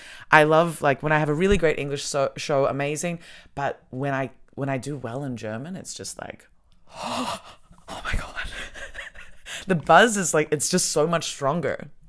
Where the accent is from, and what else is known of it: Melbourne, Victoria, Australia